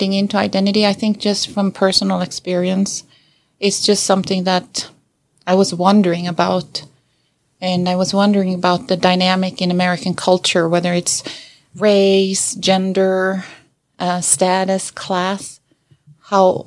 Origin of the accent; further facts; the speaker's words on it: Sweden; moved away as an adult; now in United States; I was born and raised in Sweden, and I moved to America when I was 20